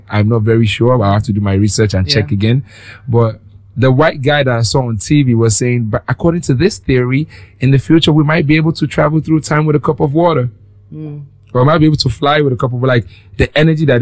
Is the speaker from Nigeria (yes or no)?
yes; Lagos, Nigeria; I grew up on Lagos